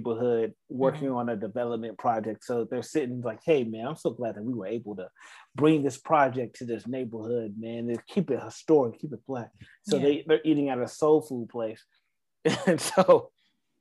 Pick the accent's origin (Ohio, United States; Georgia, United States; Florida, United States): Georgia, United States; Atlanta; also born or lived in South Carolina; I grew up in Atlanta